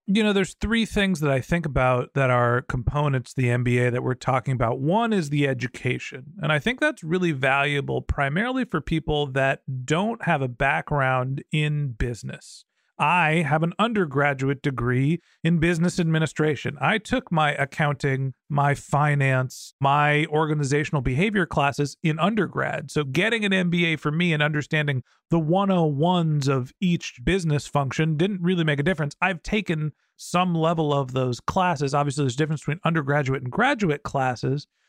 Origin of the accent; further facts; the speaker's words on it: San Francisco Bay Area, California, United States; I grew up in the San Francisco Bay Area